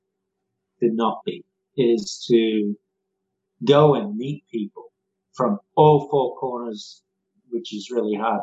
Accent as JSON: {"language": "English", "country": "Australia", "tie": "born or raised there", "said": "Born and raised in Australia"}